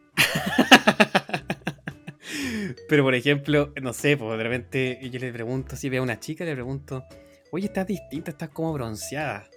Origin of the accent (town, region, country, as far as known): Chile; now in Ireland